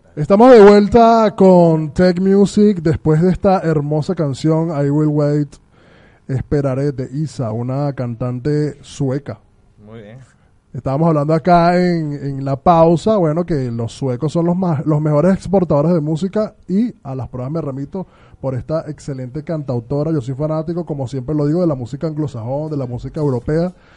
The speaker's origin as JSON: {"language": "Spanish", "country": "Venezuela", "said": "los venezolanos"}